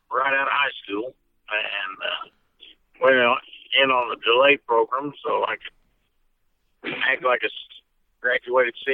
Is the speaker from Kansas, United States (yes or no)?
yes; Madison, Kansas, United States; I was born and raised in Madison, Kansas.